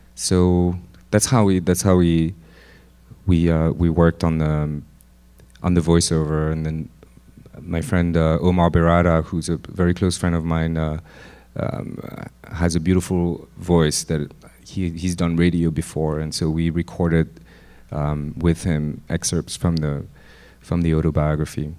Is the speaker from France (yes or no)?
yes; Lyon, Auvergne-Rhône-Alpes, France; moved away as an adult; also born or lived in Paris; I grew up in Lyon